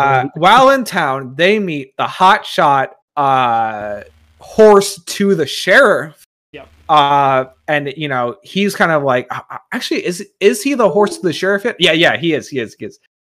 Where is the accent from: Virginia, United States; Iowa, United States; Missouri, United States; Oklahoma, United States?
Virginia, United States; I'm a man from Virginia.